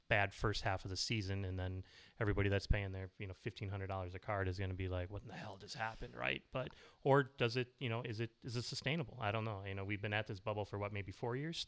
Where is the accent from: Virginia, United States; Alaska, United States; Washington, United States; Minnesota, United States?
Minnesota, United States; we're kinda born and bred in Minnesota